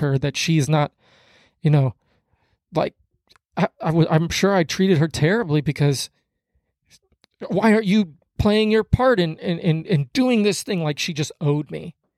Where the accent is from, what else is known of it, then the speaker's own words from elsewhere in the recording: Kansas City, United States; moved away as an adult; also born or lived in Hutchinson, Minnesota; I'm from Kansas City